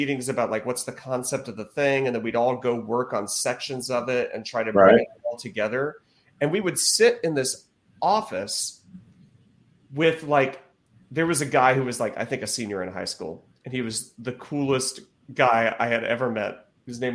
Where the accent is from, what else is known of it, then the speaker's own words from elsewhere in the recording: North Carolina, United States; I grew up in North Carolina